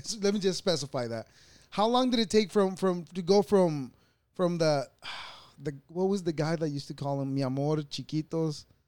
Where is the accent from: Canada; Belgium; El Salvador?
El Salvador; moved away; I was born in El Salvador